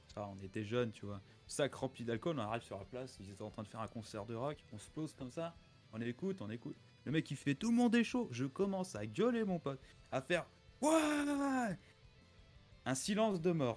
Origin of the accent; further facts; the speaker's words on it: Metz, Grand Est, France; moi à la base je suis de Metz